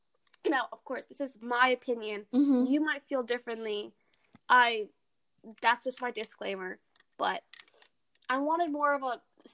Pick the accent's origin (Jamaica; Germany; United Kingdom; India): India; I see, as an Indian, again, I see the truth in what you're saying.